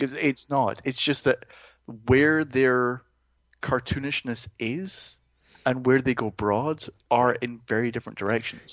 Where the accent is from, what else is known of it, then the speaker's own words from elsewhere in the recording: Greenock, Scotland, United Kingdom; moved away; my hometown in Scotland